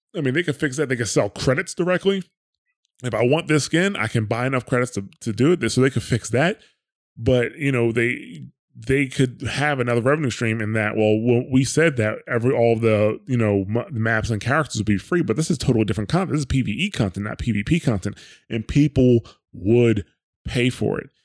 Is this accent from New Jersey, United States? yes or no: yes; New Jersey, United States; I'm from New Jersey